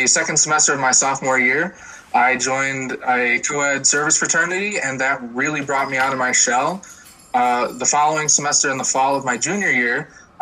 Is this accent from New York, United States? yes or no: yes; Port Byron, New York, United States; I'm from Port Byron, New York.